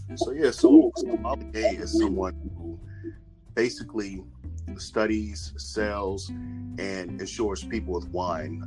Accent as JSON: {"language": "English", "town": "Washington", "region": "District of Columbia", "country": "United States", "tie": "born or raised there", "moved": "as an adult", "lives_now": "Prince George's County, Maryland, United States", "said": "born and raised in Washington D.C. Currently, I live in Prince George's County, Maryland, which is a suburb."}